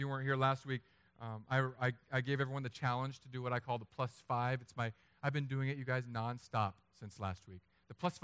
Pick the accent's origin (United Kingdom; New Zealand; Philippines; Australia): Philippines; I'm Filipino.